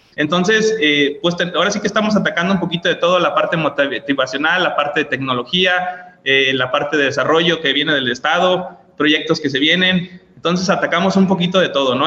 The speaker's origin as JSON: {"language": "Spanish", "town": "Guadalajara", "region": "Jalisco", "country": "Mexico", "moved": "yes", "lives_now": "Colima, Mexico", "said": "yo soy de Guadalajara"}